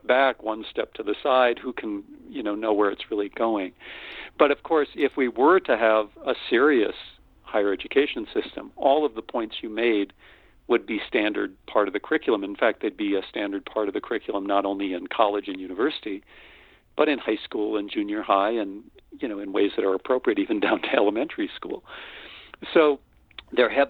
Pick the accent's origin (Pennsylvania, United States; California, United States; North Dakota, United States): North Dakota, United States; moved away; also born or lived in Austin, Texas; I'm a simple boy from the prairie. I grew up in North Dakota